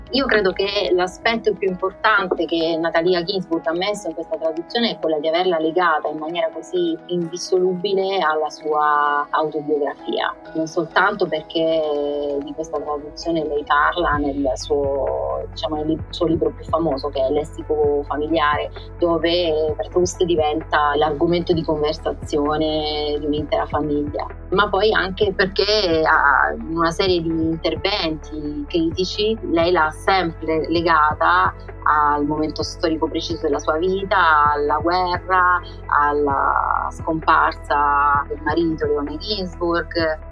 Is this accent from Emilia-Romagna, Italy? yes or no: no; Locri, Calabria, Italy; moved away as an adult; also born or lived in Rome, Italy; now in Oxford, United Kingdom; io sono calabrese e ho fatto il liceo classico in un paese che si chiama Locri, in piena Magna Grecia.